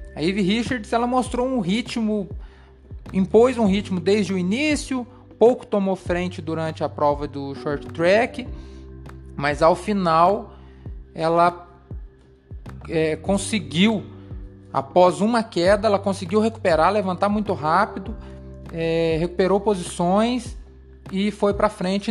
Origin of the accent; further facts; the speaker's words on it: Brazil; nós brasileiros